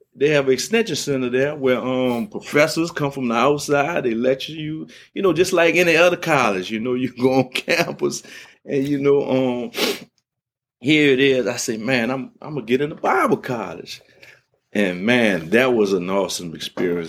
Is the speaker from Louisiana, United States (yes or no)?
yes; New Orleans, Louisiana, United States; growing up in New Orleans, um, we, we, we moved from the seven ward to the eight ward